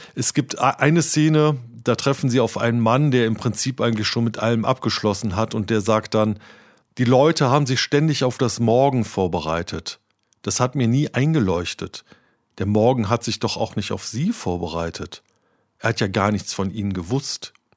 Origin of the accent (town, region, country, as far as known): Cologne, North Rhine-Westphalia, Germany